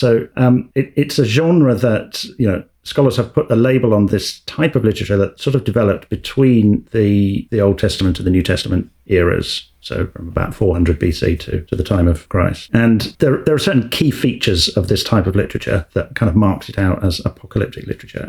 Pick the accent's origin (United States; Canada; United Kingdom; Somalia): United Kingdom; England; being English